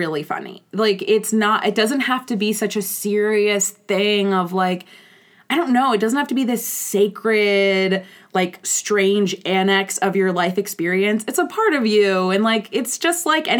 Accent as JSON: {"language": "English", "town": "Baltimore", "region": "Maryland", "country": "United States", "said": "I'm from Baltimore, Maryland"}